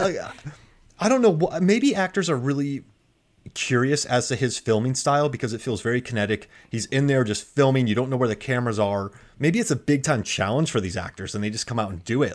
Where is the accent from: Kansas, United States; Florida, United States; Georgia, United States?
Florida, United States; moved away as an adult; also born or lived in Korea; I was from Florida.